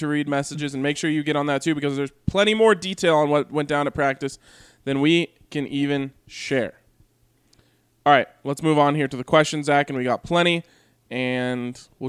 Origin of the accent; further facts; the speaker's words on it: Minneapolis, Minnesota, United States; born there; Even though I was born in Minneapolis, as a kid, my heart was in Denver.